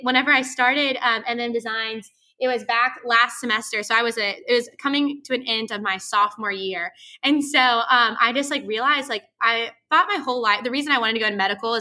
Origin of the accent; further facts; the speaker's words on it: Santa Rosa Beach, Florida, United States; moved away as an adult; now in Tallahassee, United States; I'm from like Santa Rosa Beach, which is like seaside area, Panama City Beach